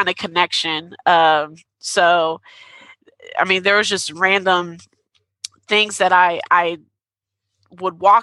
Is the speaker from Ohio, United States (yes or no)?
yes; Dayton, Ohio, United States; I'm from Ohio, Dayton area, so north of Cincinnati.